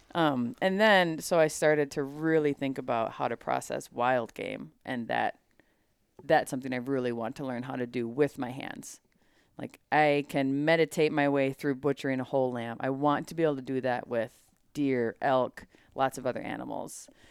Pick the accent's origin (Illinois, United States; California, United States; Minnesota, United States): Minnesota, United States; growing up in Minnesota, hunting culture is thick